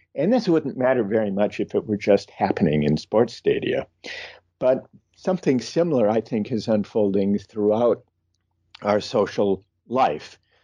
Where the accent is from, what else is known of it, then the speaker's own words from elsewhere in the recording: Midwest, United States; I grew up in the Midwest